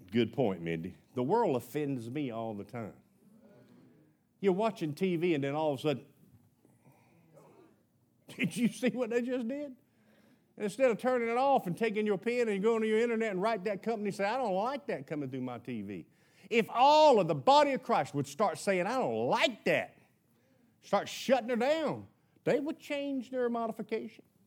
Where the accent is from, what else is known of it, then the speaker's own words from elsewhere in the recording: United States; I was born in America, why I was grown up in a Baptist home